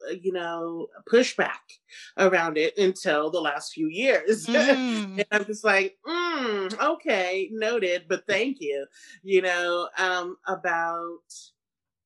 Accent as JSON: {"language": "English", "town": "Seattle", "region": "Washington", "country": "United States", "tie": "born or raised there", "said": "I grew up in Seattle, you know, in the early 90s"}